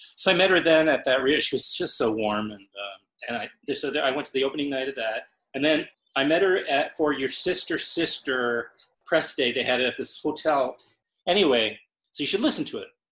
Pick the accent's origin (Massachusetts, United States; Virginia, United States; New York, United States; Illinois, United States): New York, United States; New York City; also born or lived in Brooklyn; I was born in Queens